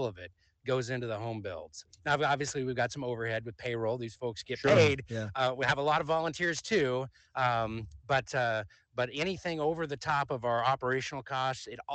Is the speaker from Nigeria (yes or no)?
no; Portland, Oregon, United States; I grew up in the Portland area, but my dad lived in San Diego for the bulk of my growing up years, and I'd go down to visit him.